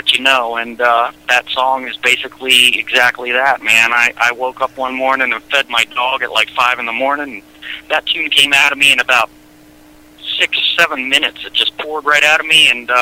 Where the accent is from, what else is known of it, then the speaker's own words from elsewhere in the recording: Baltimore, Maryland, United States; moved away; I grew up in Baltimore, and my mom's still there